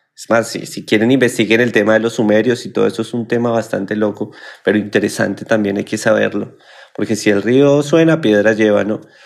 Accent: Colombia; moved away as an adult; now in Argentina; cuando yo vivía en mi país Colombia

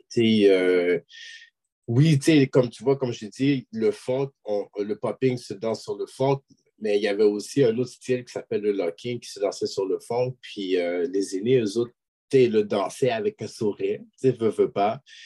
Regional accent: Quebec, Canada; je suis québécois d'origine haïtienne

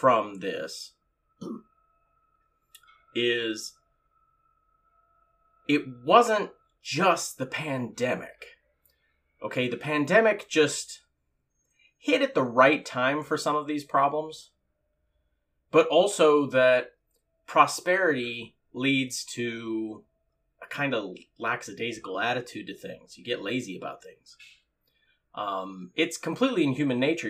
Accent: California, United States; also born or lived in Moreno Valley, California; I was born and raised in California

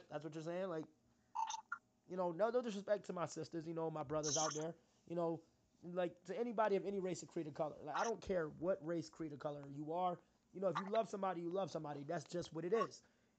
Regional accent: Philadelphia, Pennsylvania, United States; now in Jerome, Idaho, United States; They straight up asked me, where are you from? I was like, Philadelphia. So you got an accent.

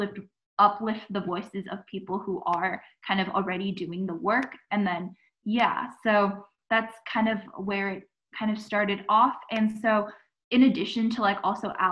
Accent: Saratoga, California, United States; I'm from Saratoga City in California

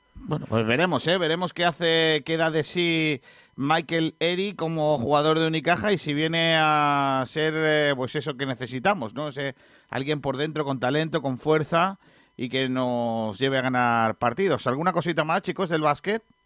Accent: Rincón de la Victoria, Andalusia, Spain; un tío de mi pueblo

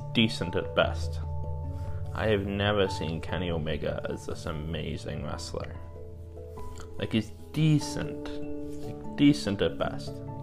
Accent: Ireland; I'm Irish

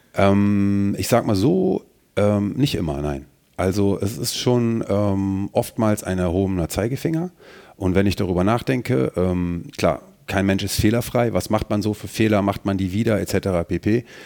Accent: Mönchengladbach, North Rhine-Westphalia, Germany; Ich identifiziere mich schon ähm, damit, wo ich herkomme. Und deswegen, ähm, ja, sage ich das auch, betone ich das auch, dass ich aus Mönchengladbach bin

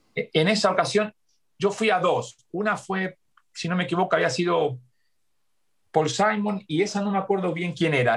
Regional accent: Argentina; moved away as an adult; now in United States; nací en Argentina y, viví 20 años allá y 40 acá

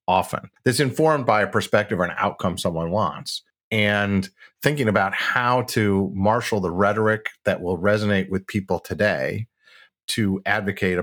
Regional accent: Midwest, United States; I'm from the Midwest

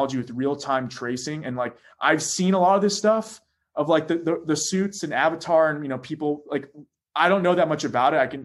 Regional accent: Orlando, Florida, United States; moved away as an adult; also born or lived in Bay Area, California; I'm from Orlando, Florida

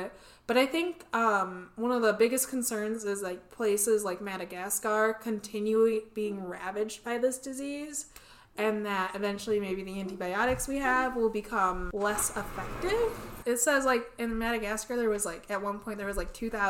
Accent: United States; we're American

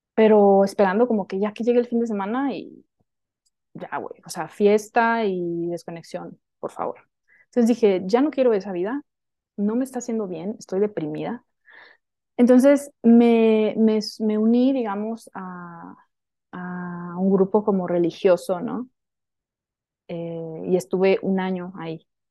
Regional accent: Hermosillo, Sonora, Mexico; moved away as an adult; now in Mexico City, Mexico; yo soy de Sonora, ¿no? Mm, nací en Sonora, en el norte de México, en Hermosillo

